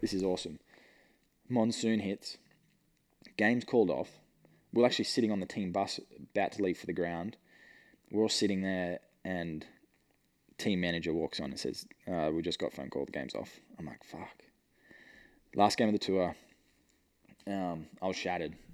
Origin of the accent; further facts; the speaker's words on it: Newcastle, New South Wales, Australia; moved away; my mates back in Newcastle, they were doing apprenticeships